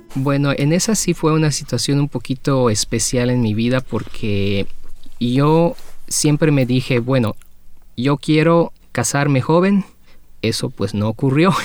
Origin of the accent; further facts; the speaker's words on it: Mexico; yo vengo de México